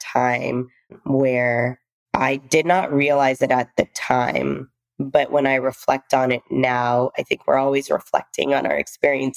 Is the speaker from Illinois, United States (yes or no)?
no; Texas, United States; also born or lived in India / New York / Seattle; now in West Palm Beach, United States; I was born in India. My father came to the US a little bit before, and my mom and I were living in India. And we moved to the US. We moved to the deep south when I was about two, and Texas to be exact